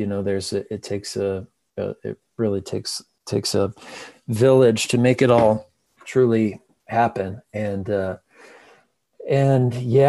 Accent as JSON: {"language": "English", "region": "rural Missouri", "country": "United States", "tie": "born or raised there", "moved": "as an adult", "lives_now": "Nashville, United States", "said": "Yeah, rural Missouri, sort of just the middle of really of nowhere, middle of the country. And my grandfather's a farmer, and we lived, you know, the closest town, like where I went to school, was population"}